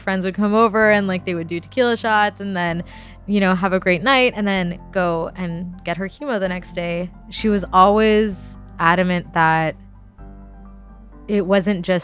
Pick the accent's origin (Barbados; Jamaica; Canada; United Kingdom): Canada; Ottawa, Ontario; I am from Ottawa, but the reason I am brown is because my parents are from India